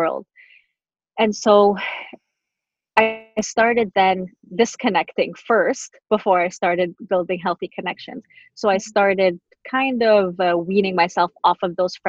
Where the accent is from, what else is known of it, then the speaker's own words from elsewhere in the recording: Montreal, Quebec, Canada; also born or lived in Tunisia; when we lived in Montreal at the time